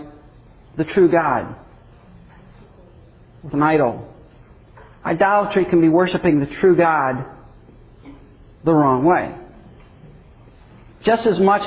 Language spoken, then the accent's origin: English; England, United Kingdom; as an English person